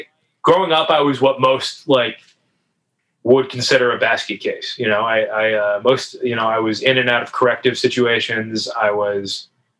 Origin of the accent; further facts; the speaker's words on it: Northeast, United States; I'm from the Northeast